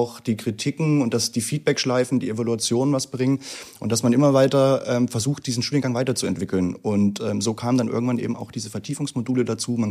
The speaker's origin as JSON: {"language": "German", "region": "Thuringia", "country": "Germany", "said": "ich komme aus dem Süden von Thüringen, ah. ähm, kurz vor der bayerischen Grenze"}